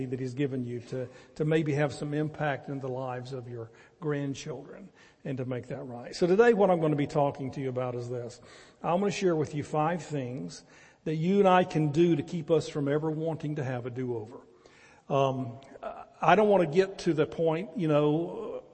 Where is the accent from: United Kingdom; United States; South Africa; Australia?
United States; the Carolinas; now in Athens, TX, United States; we're both from the Carolinas, and all of our families there